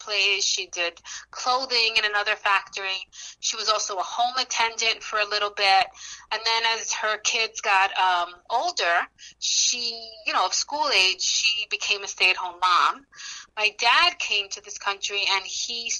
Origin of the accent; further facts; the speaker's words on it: New York City, New York, United States; they came to Corona, Queens, which is where the majority of the Dominicans lived at that time. It was either Corona, Queens or Washington Heights. And so they lived in Corona, Queens for the majority of their time. And that's where I was born and raised